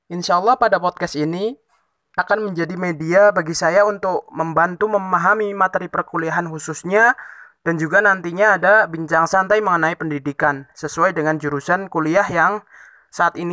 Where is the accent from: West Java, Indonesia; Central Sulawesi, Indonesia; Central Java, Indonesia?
Central Java, Indonesia; Tegal; Saya berasal dari Kabupaten Tegal, Provinsi Jawa Tengah, dan karena situasi pandemi yang saat ini belum berakhir, maka saya masih kuliah daring atau online di rumah saya.